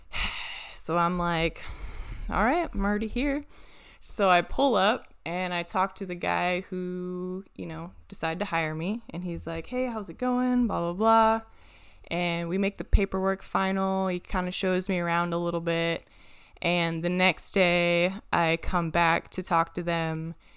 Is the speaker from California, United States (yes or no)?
no; Washington, United States; moved away; I'm from Washington